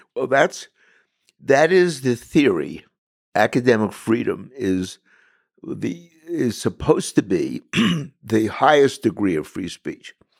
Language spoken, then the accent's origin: English; New York City, New York, United States; as a kid in Brooklyn, where I was born, I was born and raised in Bensonhurst